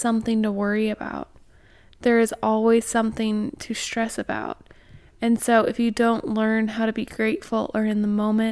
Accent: Midwest, United States; I'm not from the South. I'm from the Midwest

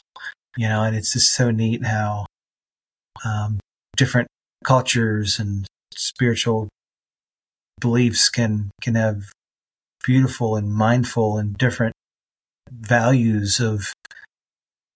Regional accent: United States; as an American

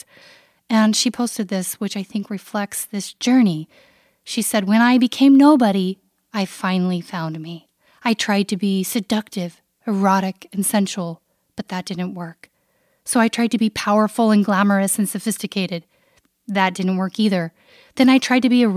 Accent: Canada; my upbringing as a Canadian

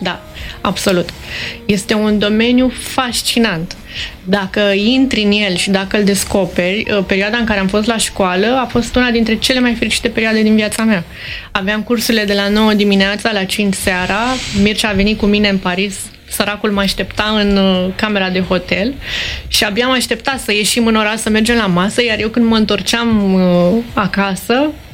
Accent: Romania; suntem români, pentru că plecăm din România

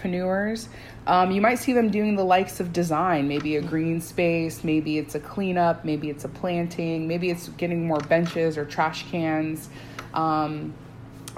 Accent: Pine Hills, Florida, United States; I did not grow up in Parramore, but I grew up in Pine Hills.

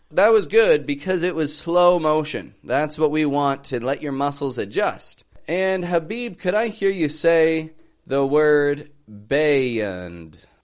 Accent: Toronto, Ontario, Canada; I'm from Toronto, Canada

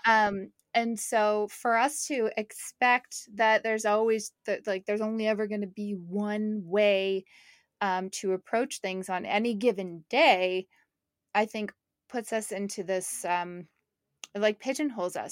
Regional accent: Canada; moved away; my family's in Montreal, I'm from Canada

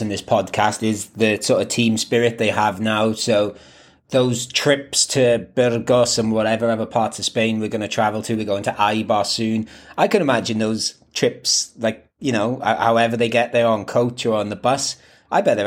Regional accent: Wales, United Kingdom; moved away; I grew up playing football in Wales

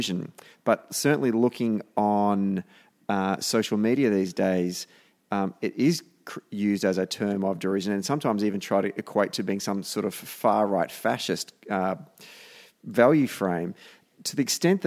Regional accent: Victoria, Australia; I come from the state of Victoria

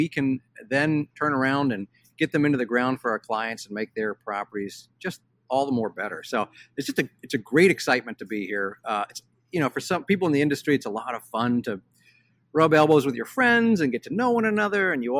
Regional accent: Cincinnati, Ohio, United States; I grew up in Cincinnati, Ohio

